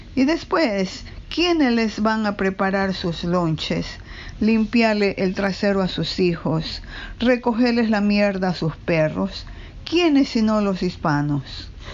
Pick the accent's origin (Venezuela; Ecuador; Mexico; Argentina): Ecuador; now in New York, United States; Nací en Ecuador y vivo en Nueva York casi medio siglo